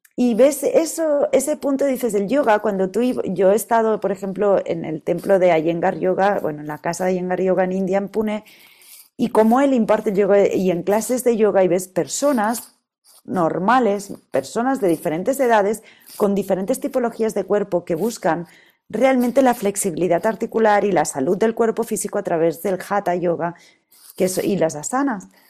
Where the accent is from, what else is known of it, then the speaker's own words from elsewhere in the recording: Catalonia, Spain; yo soy catalana y en mi tierra se come súper bien